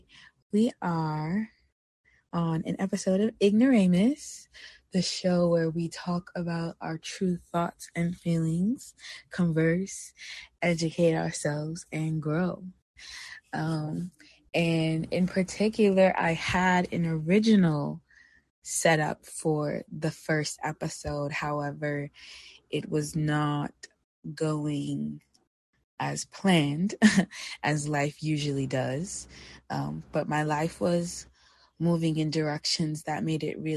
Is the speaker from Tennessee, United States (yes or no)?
no; New York, United States; moved away as an adult; now in Oakland, United States; I'm actually originally from New York, and I moved out here to Oakland, California not too long ago